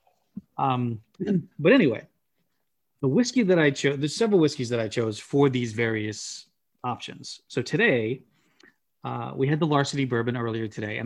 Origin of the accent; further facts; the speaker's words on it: United States; As an American, I grew up on artificial cheese flavor